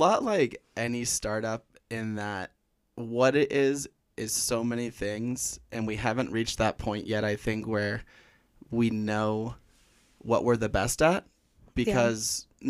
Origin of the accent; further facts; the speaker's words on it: Orange County, California, United States; moved away as an adult; also born or lived in San Diego / Colorado; now in Flagstaff, United States; I grew up in Orange County, California, but candidly, when people ask me where I grew up, I say San Diego because I hated Orange County